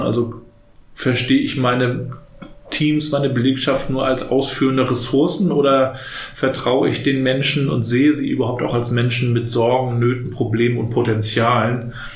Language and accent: German; Rostock, Mecklenburg-Vorpommern, Germany; Ich bin ja noch in der DDR aufgewachsen, in den 80ern hier in Rostock